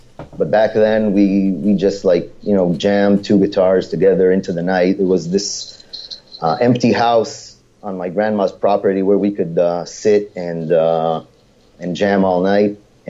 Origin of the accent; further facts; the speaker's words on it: Israel; English is a second language; and I told her that I'm from Israel